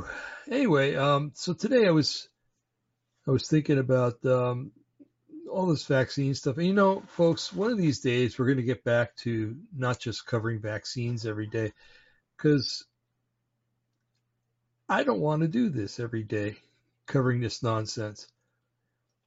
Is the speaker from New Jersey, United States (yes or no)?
yes; New Jersey, United States; I'm from New Jersey, I say you guys and I mean everybody